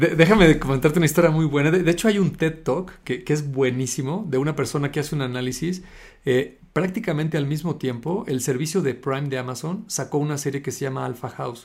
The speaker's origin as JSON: {"language": "Spanish", "country": "Mexico", "said": "acá en México que somos latinos"}